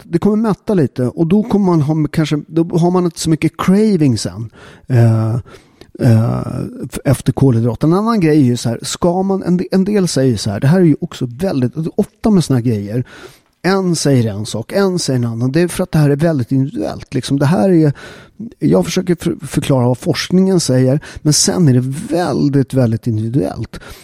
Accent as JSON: {"language": "Swedish", "country": "Sweden", "said": "Vi har en jävligt stark kultur i Sverige"}